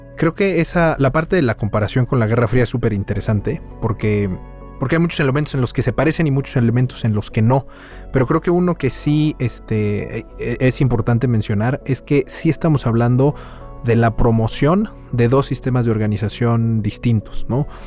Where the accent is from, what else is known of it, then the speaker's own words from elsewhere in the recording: Mexico; como mexicanos